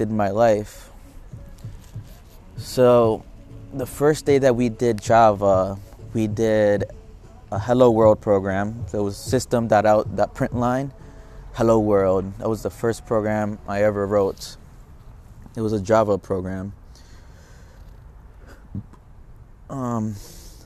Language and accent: English; Philadelphia, Pennsylvania, United States; I was born in Philadelphia, Pennsylvania